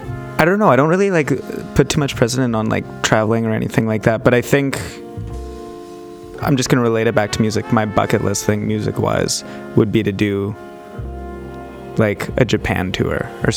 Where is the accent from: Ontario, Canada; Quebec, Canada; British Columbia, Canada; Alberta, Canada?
Alberta, Canada; moved away; I'm originally from Alberta